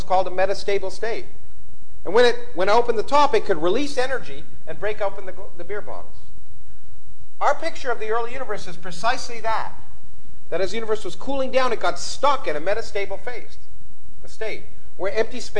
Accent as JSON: {"language": "English", "country": "Canada", "tie": "born or raised there", "said": "I grew up in Canada"}